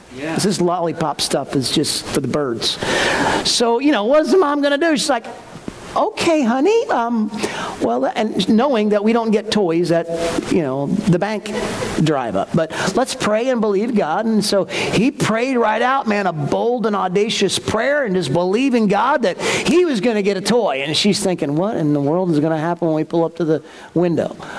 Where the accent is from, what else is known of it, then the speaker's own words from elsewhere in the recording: Newtown, Connecticut, United States; where I grew up in Newtown